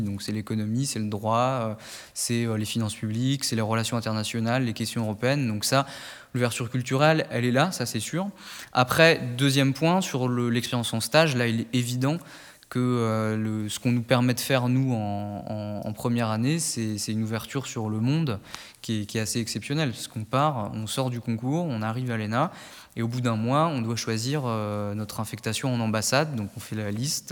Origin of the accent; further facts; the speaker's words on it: Nièvre, Burgundy, Bourgogne-Franche-Comté, France; moved away as an adult; also born or lived in Paris; je viens du département de la Nièvre en Bourgogne